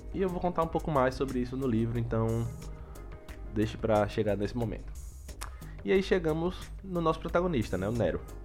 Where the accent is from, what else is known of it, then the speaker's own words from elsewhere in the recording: Aracaju, Sergipe, Brazil; sou natural de Aracaju, Sergipe